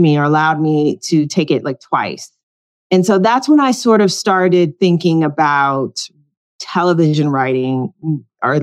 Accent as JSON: {"language": "English", "town": "Detroit", "region": "Michigan", "country": "United States", "tie": "born or raised there", "moved": "as an adult", "lives_now": "Los Angeles, United States", "said": "I grew up in Detroit"}